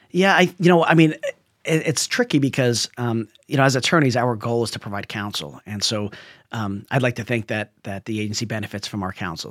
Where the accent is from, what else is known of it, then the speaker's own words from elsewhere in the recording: New Jersey, United States; now in California, United States; I'm a guy from Jersey